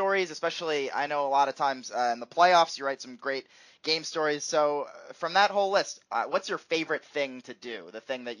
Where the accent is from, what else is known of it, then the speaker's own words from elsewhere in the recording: Philadelphia, Pennsylvania, United States; when I was growing up in Philly